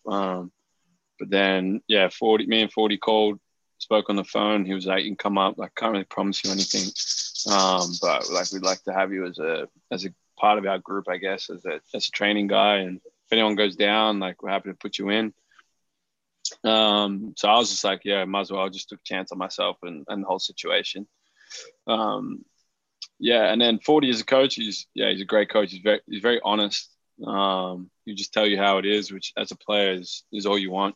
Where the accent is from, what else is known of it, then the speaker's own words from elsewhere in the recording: Melbourne, Victoria, Australia; moved away; Melbourne. Like even though it's my hometown, I feel like I never got enough love growing up playing